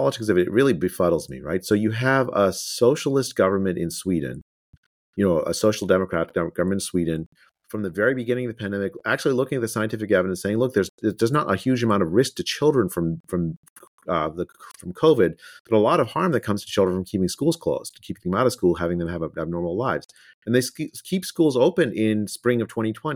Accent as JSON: {"language": "English", "country": "India", "tie": "born or raised there", "moved": "yes", "said": "I was born in India"}